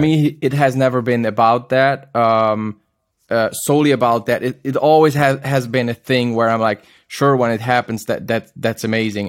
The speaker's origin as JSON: {"language": "English", "region": "Zurich", "country": "Switzerland", "tie": "born or raised there", "said": "my hometown in Zurich"}